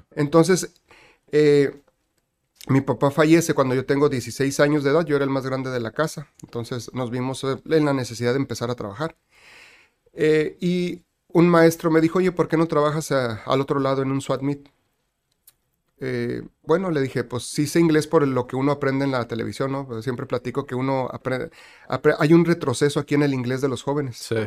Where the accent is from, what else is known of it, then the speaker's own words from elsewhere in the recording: Tijuana, Baja California, Mexico; also born or lived in Guadalajara; nací en Guadalajara y mis papás migraron para acá cuando yo tenía un año de edad. Así que yo nací en 1976, llegamos aquí en el 77. Okay. Prácticamente toda mi vida aquí en Tijuana, así que me considero tijuanense.